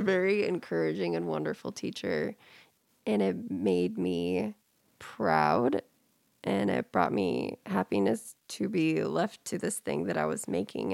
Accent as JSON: {"language": "English", "region": "California", "country": "United States", "tie": "born or raised there", "moved": "yes", "said": "I was a minority growing up in California"}